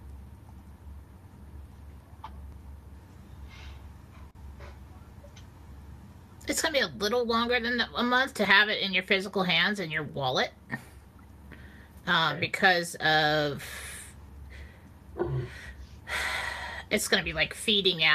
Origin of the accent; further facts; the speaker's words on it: California, United States; I grew up in California. We have earthquakes all the time